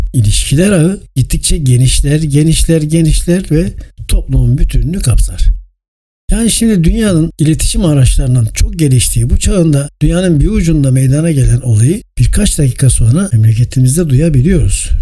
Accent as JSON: {"language": "Turkish", "region": "İzmir", "country": "Turkey", "tie": "born or raised there", "said": "1956 İzmir doğumluyum"}